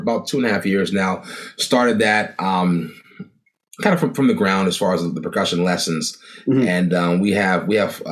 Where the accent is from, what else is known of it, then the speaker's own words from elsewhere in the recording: Elkridge, Maryland, United States; I grew up in a town called Elkridge, a small town in Maryland. It's about 20 minutes south of Baltimore